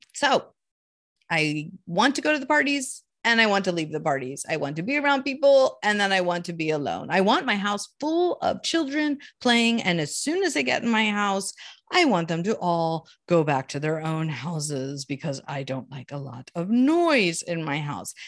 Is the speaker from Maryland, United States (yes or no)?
yes; Columbia, Maryland, United States; now in Maine, United States; I grew up in Baltimore, D C area, Columbia, Maryland, to be exact